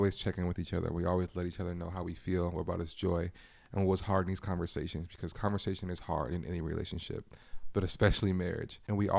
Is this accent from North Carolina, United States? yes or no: no; Los Angeles, California, United States; I think growing up in LA, like I'm originally from Los Angeles, California, as most of you guys know, and I've grew up around police brutality and the whole nine yards